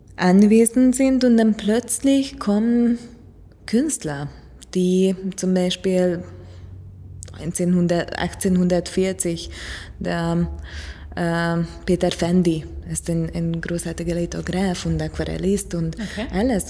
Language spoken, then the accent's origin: German; Hungary; moved away; ich komme aus Ungarn